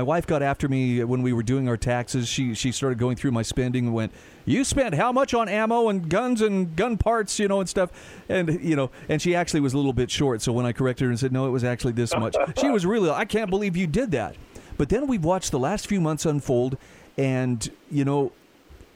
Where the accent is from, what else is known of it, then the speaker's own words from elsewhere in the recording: Utah, United States; my home state of Utah